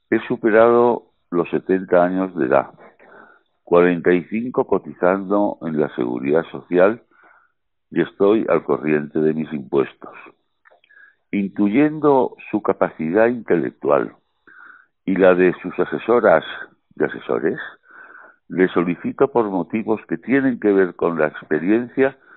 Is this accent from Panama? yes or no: no; Madrid, Community of Madrid, Spain; born there; Nací en el Sanatorio de San Francisco de Asís de Madrid, ese magnífico hospital privado